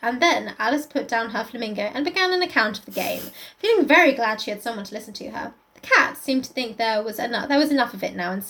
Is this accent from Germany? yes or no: no; Surrey, South East England, United Kingdom; Don't you know we grew up in Surrey?